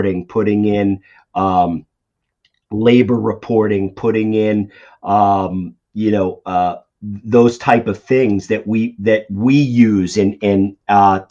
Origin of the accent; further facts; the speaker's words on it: Boston, Massachusetts, United States; if you can tell by my accent, I'm from the Boston area